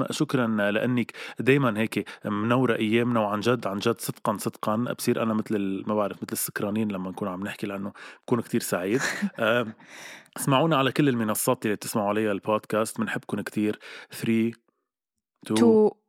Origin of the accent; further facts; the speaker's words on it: Lebanon; اي عائله كتير كبيره عندنا بلبنان